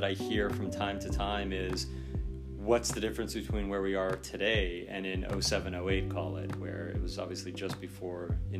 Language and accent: English; Beverly Hills, California, United States; Obviously, I grew up in Beverly Hills. I've seen this all my life.